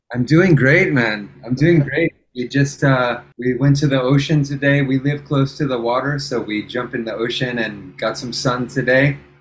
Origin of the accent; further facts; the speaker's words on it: England, United Kingdom; I was born in England